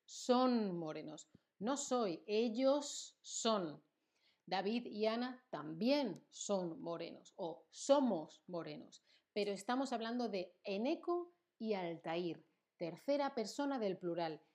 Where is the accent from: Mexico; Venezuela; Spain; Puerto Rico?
Spain; Yo soy española, soy de España. Mi nacionalidad es española.